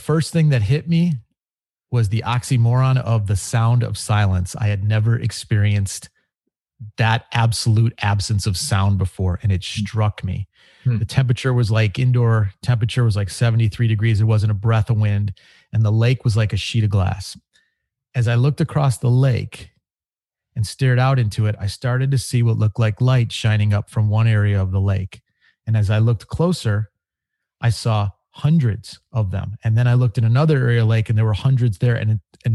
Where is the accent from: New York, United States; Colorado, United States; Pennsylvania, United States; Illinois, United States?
Illinois, United States; Chicago; I grew up in Chicago